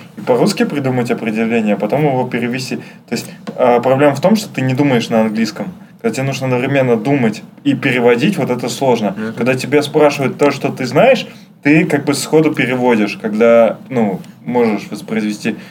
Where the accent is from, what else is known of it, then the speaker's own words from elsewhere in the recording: Saint Petersburg, Russia; я из Питера, у нас парадная